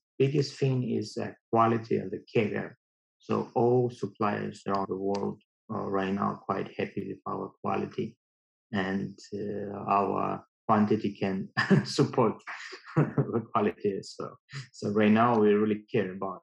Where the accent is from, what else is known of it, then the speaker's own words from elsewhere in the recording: Russia; moved away as an adult; now in China; I came from Russia.